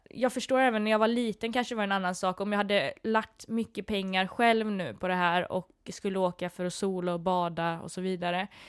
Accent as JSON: {"language": "Swedish", "country": "Sweden", "said": "Vi är verkligen svenskar"}